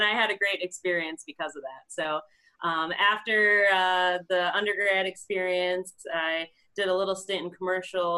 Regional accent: Portage, Michigan, United States; I'm originally born and raised in Portage, which is a little south of the Kalamazoo area

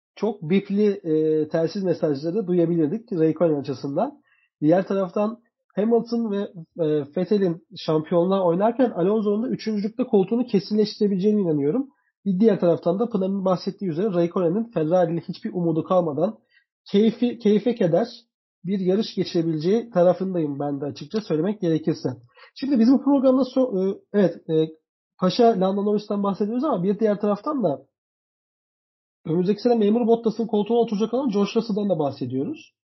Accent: Turkey

